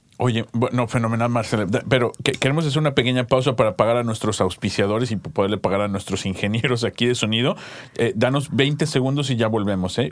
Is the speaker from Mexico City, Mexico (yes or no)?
yes; Mexico City, Mexico; moved away; yo soy del DF